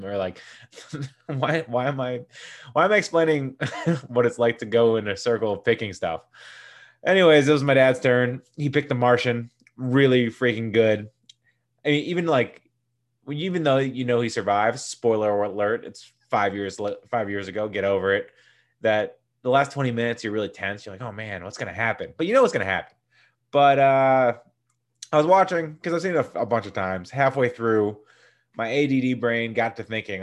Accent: Newton, Massachusetts, United States; I'm from Newton

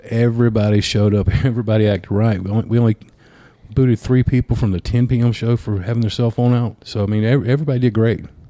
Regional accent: Ashford, Alabama, United States; moved away as an adult; also born or lived in Auburn, Alabama; I'm from Ashford, but I, I, went you know lived in Auburn for a little bit

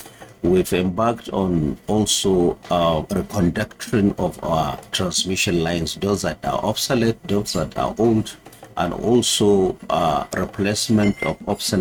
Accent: Lilwe, Kano State, Nigeria; I was born in Kano, in Lilwe, that is my hometown, in 1967.

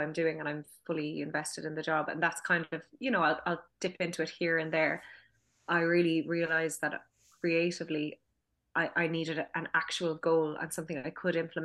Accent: Douglas, Munster, Ireland; I'm from Douglas in Cork

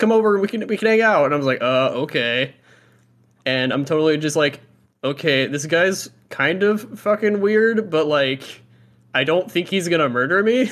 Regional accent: Fort Walton Beach, Florida, United States; I'm, like, from, uh, like, Fort Walton

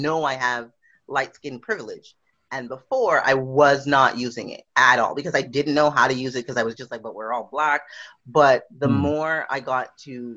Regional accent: Montreal, Quebec, Canada; moved away as an adult; also born or lived in Trinidad (parents); now in Victoria, Canada; I live and I come from Montreal, Quebec

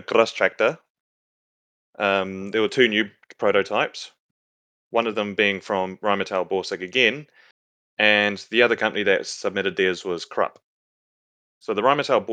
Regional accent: New Zealand; accent: Kiwi; Is my Kiwi accent getting in the way?

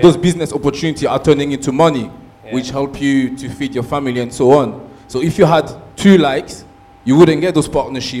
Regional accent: Brussels, Brussels-Capital Region, Belgium; moved away as an adult; now in London, United Kingdom; I'm not from London. I grew up in Brussels.

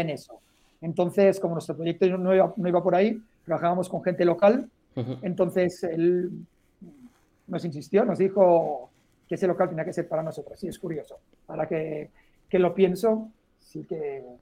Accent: Molins de Rei, Catalonia, Spain; also born or lived in Poblenou, Barcelona; nací aquí en Barcelona, ahora en un pueblo muy cerca que se llama Molins de Rey

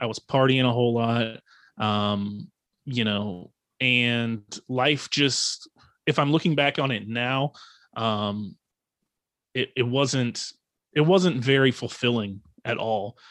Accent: Fredericksburg, Virginia, United States; now in Outer Banks, North Carolina, United States; I am from Northern Virginia, um, a town called Fredericksburg, Virginia. And, but I currently reside on the Outer Banks of North Carolina

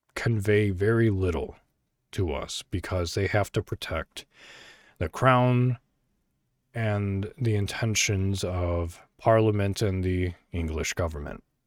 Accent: Illinois, United States; moved away; I was born in America, you know, in Illinois, an American

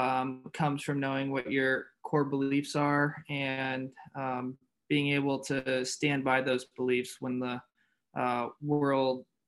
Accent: Virginia, United States; I grew up in Virginia, born and raised my whole life

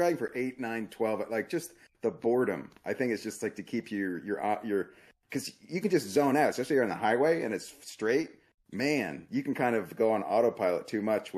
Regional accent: Phoenix, Arizona, United States; I'm from Phoenix

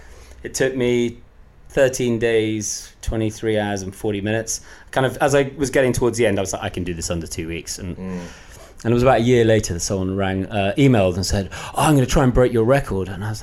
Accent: Scotland, United Kingdom; I may not sound it, but I'm Scottish.

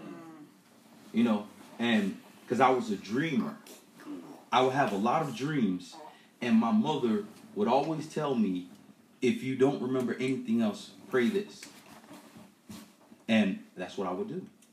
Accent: Miami, Florida, United States; I grew up in Miami. And I grew up in the ghetto in Liberty City

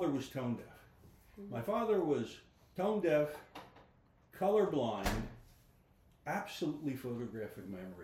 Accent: Philadelphia, Pennsylvania, United States; I grew up 1451 Devereaux Street, Philadelphia, 3.5 blocks from Temple

